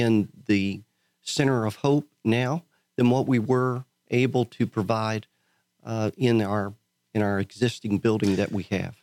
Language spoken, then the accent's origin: English; Tampa, Florida, United States; moved away as an adult; also born or lived in Texas / Sebring, Florida; now in Montgomery County, Texas, United States; born and raised in Tampa, Florida